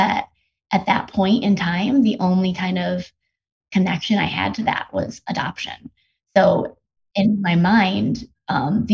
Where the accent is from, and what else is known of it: United States; born or raised there; also born or lived in South Korea